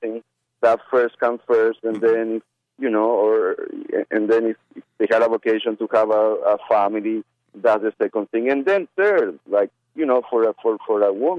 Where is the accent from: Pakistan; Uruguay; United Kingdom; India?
Uruguay; also born or lived in Argentina / Brazil; now in United States; I come from Uruguay